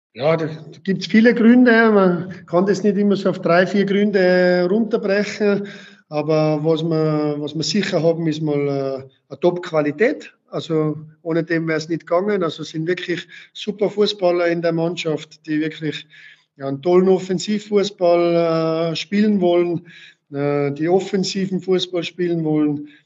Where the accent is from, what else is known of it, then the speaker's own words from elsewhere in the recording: Tyrol, Austria; moved away as an adult; now in Waltenschwil, Switzerland; nach Tirol zurückzugehen, in meine Heimat